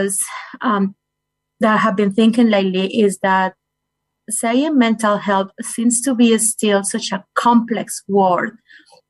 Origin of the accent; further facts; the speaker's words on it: Colombia; moved away as an adult; also born or lived in Florida, United States; now in Invercargill, New Zealand; I was born in Colombia. I lived there until my late 20s. Then I moved to the United States.